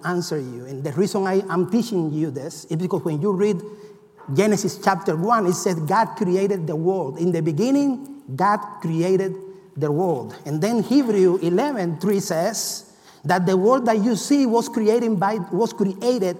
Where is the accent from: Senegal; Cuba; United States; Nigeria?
Cuba; moved away; I come from Cuba